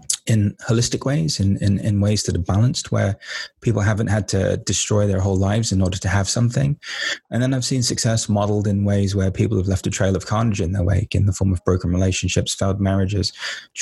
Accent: London, United Kingdom; I came from East London. East London was basically like a jungle when I was growing up.

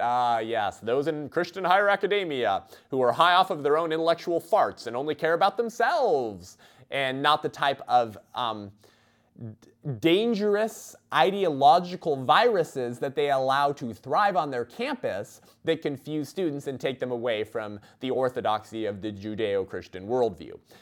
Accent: Whittier, California, United States; I grew up in Uptown Whittier, just a few blocks from Whittier High School

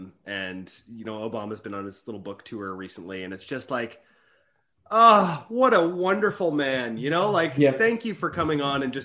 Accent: Canada; I'm a Canadian

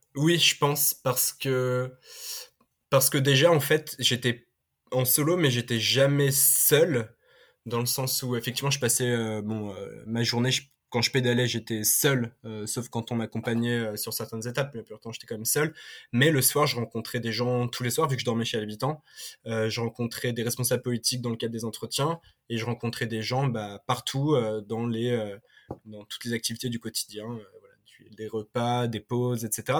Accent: Paris, Île-de-France, France; je suis parisien, je suis euh, né à Paris, j'ai grandi

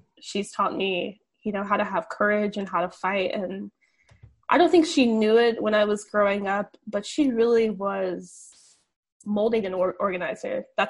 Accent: the Carolinas, United States; I think, growing up, I grew up in the Carolinas.

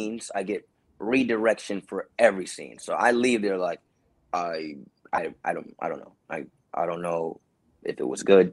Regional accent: New York City, New York, United States; moved away as an adult; also born or lived in Boston; now in Los Angeles, United States; I'm from New York City, Brooklyn to be specific

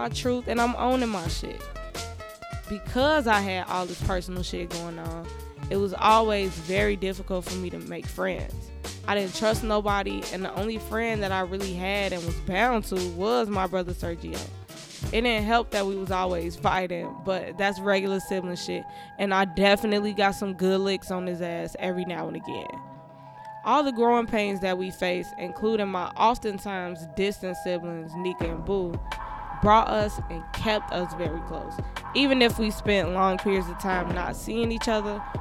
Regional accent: Chicago, Illinois, United States; I'm from Chicago, Illinois, Southside, low end born and raised

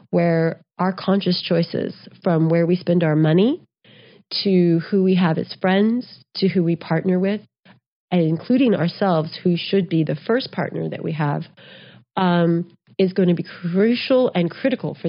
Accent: Texas, United States; also born or lived in New Mexico; I grew up in Texas and New Mexico

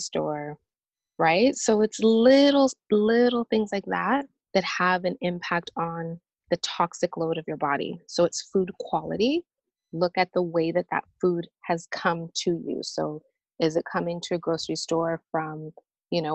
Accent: Canada; moved away as an adult; now in Nashville, United States; I'm Canadian and I actually relocated from Canada to the US. I'm now living near Nashville, Tennessee

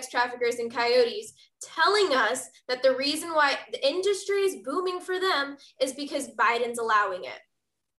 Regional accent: Texas, United States; my home state of Texas

